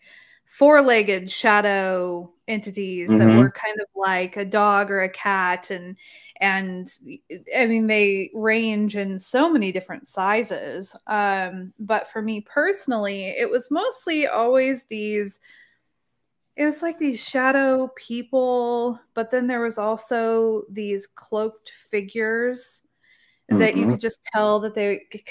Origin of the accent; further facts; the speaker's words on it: Oregon, United States; moved away as an adult; now in Texas, United States; I was in Oregon, beautiful Pacific Northwest, that's where I grew up.